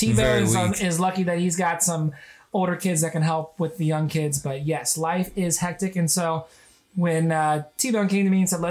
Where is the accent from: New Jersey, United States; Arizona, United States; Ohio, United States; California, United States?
Ohio, United States; Cincinnati; And I grew up in the Midwest my whole life. I've been a Cincinnatian since, you know, I was little. So I'm used to this environment. I grew up in the suburbs as well.